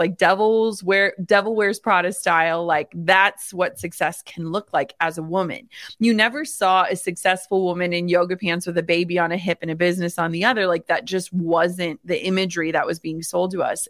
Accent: Minnesota, United States; I grew up in the Midwest in small town Minnesota.

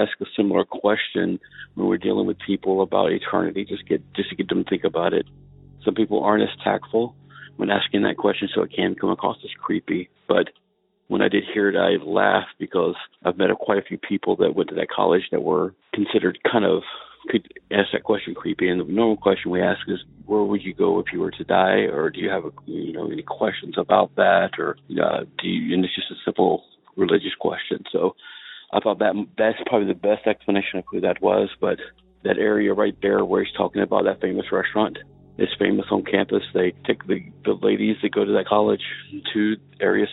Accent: North Carolina, United States; now in Iowa, United States; I live in Iowa now. I am originally from North Carolina

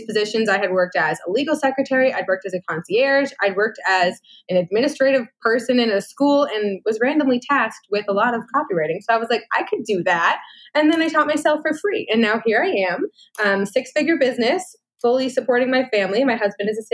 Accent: United States; moved away as an adult; now in Canada; I am American

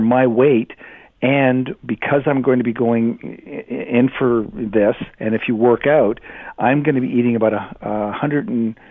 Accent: Canada; I'm Canadian

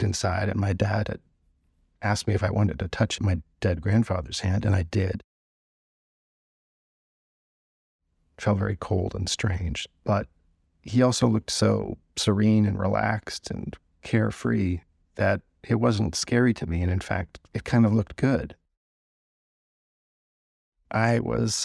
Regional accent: Canada; growing up in Canada

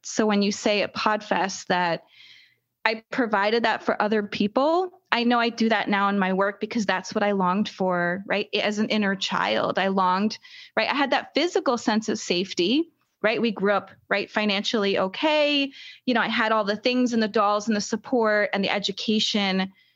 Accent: United States; I'm an American

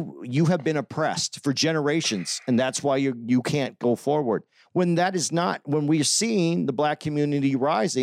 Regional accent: Arizona, United States; I grew up in Arizona

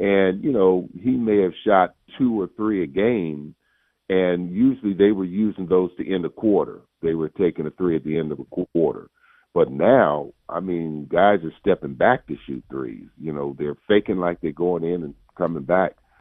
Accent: Bay Area, California, United States; I'm from the Bay Area

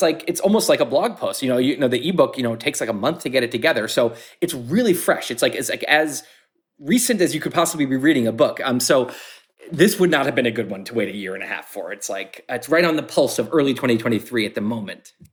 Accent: United States; I grew up in American society

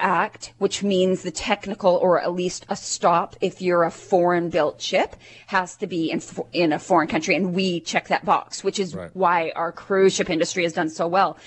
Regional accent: Canada; We as Canadians

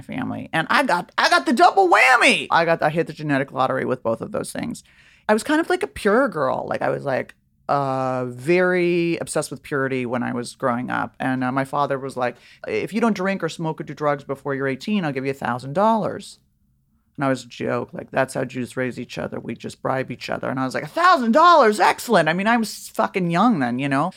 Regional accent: Beverly Hills, California, United States; also born or lived in Laurel Canyon; I grew up in Beverly Hills in Laurel Canyon

